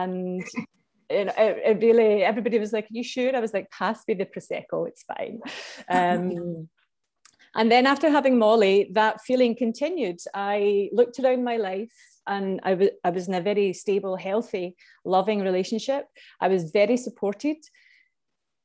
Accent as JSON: {"language": "English", "region": "Scotland", "country": "United Kingdom", "also_born_or_lived": "Vietnam", "moved": "as an adult", "lives_now": "Ireland", "said": "I'm from Scotland, and I've lived in Ireland now since 15 years almost"}